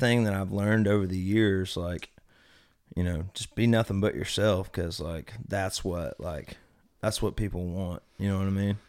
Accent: Birmingham, Alabama, United States; my hometown, sold out show at, you know, Iron City

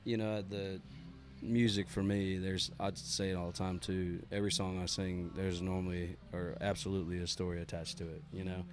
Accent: Mechanicsville, Maryland, United States; I'm from Mechanicsville, Maryland, which is like right on the Maryland Virginia line

